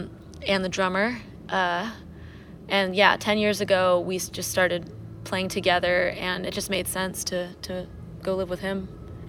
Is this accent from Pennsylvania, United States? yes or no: yes; near Allentown, Pennsylvania, United States; also born or lived in New Jersey / Baltimore; now in Philadelphia, United States; Mark and I lived in Jersey until our parents split. I was about like 10. He was 12 when we moved. And with my stepdad, which is like near Allentown, Pennsylvania, kind of.